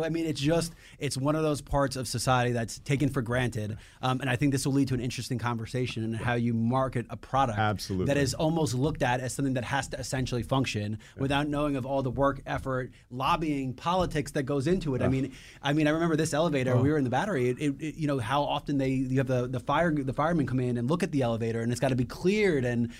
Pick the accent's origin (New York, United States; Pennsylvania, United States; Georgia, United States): New York, United States; Like I'm a New Yorker.